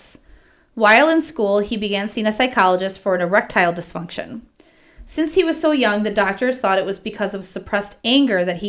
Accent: Wisconsin, United States; accent: Wisconsin; my Wisconsin accent.

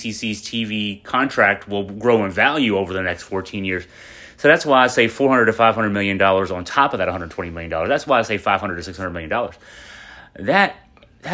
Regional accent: Western Virginia, United States; we're both from Western Virginia

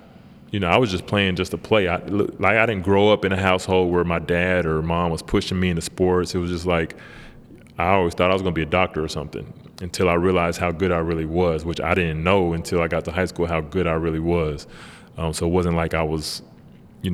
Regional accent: Tyler, Texas, United States; moved away as an adult; also born or lived in San Jose, California / Cincinnati; I moved to Tyler when I was like a year old

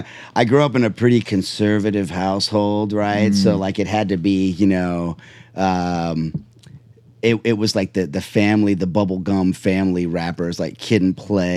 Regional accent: Charlotte, North Carolina, United States; I grew up in my early years, I grew up in Charlotte, North Carolina.

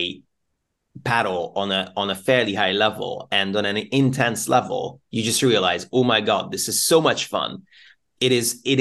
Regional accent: Budapest, Hungary; now in United Kingdom; we are from both from Budapest

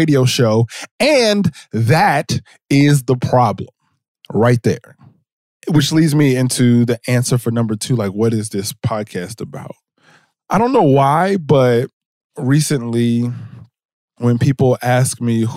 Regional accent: New Jersey, United States; I'm from Jersey

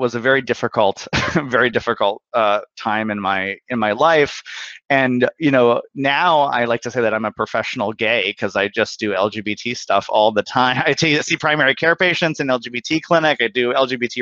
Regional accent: Bismarck, North Dakota, United States; moved away; I'm originally from Bismarck, North Dakota

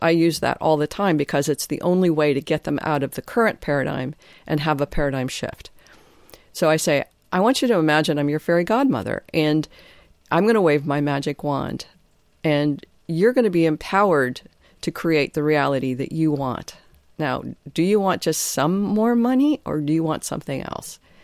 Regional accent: Detroit, Michigan, United States; moved away as an adult; also born or lived in Nova Scotia; now in San Juan Islands, United States; I grew up in Detroit, family of nine alcoholic parents

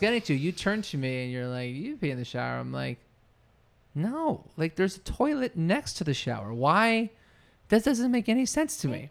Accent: New Jersey, United States; I grew up in New Jersey

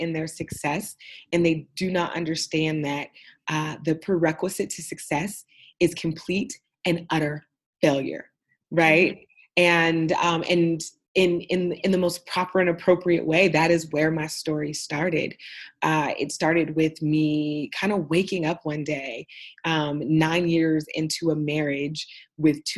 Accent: Oakland, California, United States; also born or lived in Austin, Texas; Oakland, California, my hometown

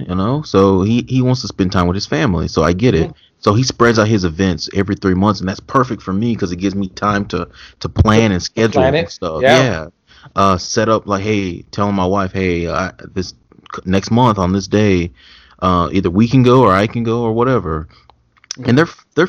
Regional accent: Mesquite, Texas, United States; And my family, they're from here. I'm from Mesquite.

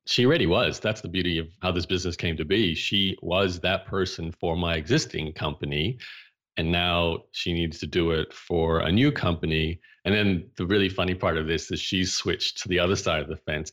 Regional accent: Brisbane, Queensland, Australia; I grew up in Brisbane, Australia

